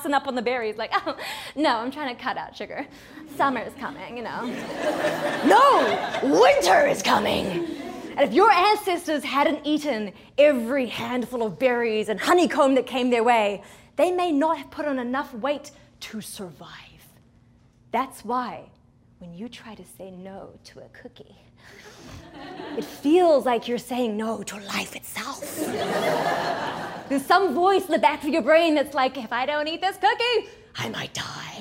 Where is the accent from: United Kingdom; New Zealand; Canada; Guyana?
New Zealand; now in United States; I grew up in New Zealand, a small country at the bottom of the world.